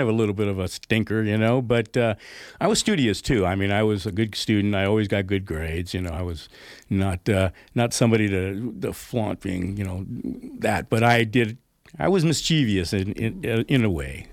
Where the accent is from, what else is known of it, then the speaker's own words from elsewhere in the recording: Oakland, California, United States; also born or lived in Pleasanton, California / Danville, California; now in Grass Valley, United States; I moved from Oakland to Pleasanton, I mean, I, I was a city boy, right? I was in really downtown O, not downtown Oakland, but uptown Oakland